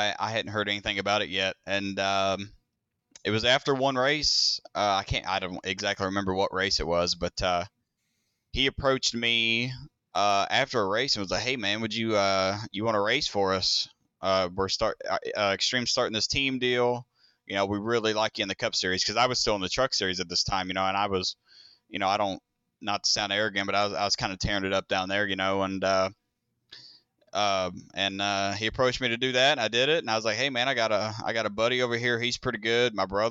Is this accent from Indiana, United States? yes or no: yes; Indiana, United States; That's where we're from. We're from Southern Indiana. Yeah, right across the river from Louisville.